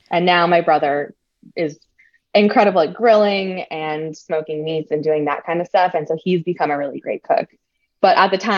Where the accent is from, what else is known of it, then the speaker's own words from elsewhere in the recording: New Jersey, United States; um, a lot of people, especially when I went to college, it was around like the Jersey Shore era. So people were like, why don't